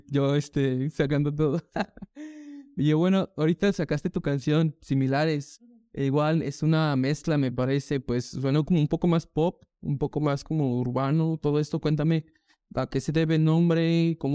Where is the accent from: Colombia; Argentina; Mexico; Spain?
Mexico; pero como que nosotros como mexicanos no nos identificamos.